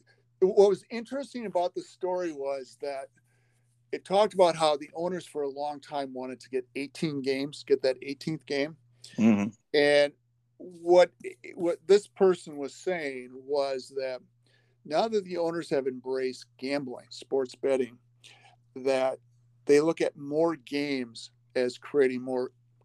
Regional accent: Wisconsin, United States; I grew up in Wisconsin.

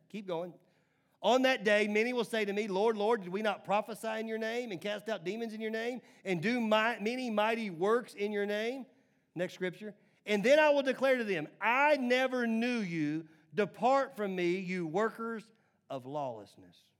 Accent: Nashville, Tennessee, United States; growing up in Nashville, again, in the nineties

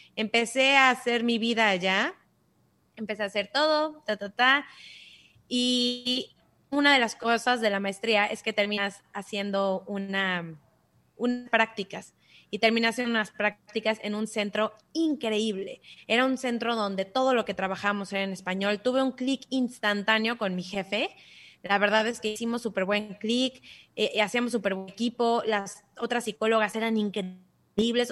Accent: Cancún, Quintana Roo, Mexico; also born or lived in Mexico City / United States; yo nací en la Ciudad de México, pero crecí en Cancún, me vine muy, muy chiquita

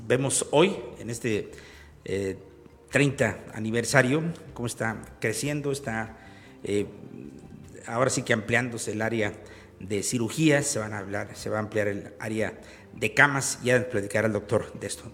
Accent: Zacatecas, Mexico

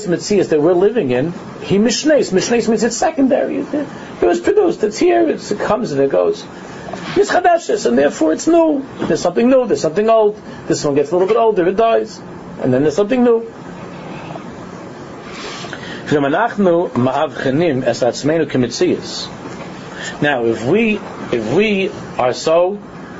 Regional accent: New York City, New York, United States; in my driveway growing up in Queens

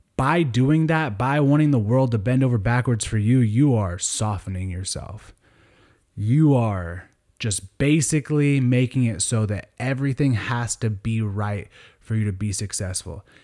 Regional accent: Sonoma County, California, United States; moved away as an adult; now in Sacramento, United States; I grew up in Sonoma County in California

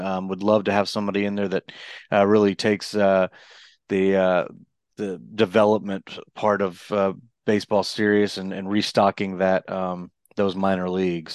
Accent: Houston, Texas, United States; growing up in Houston

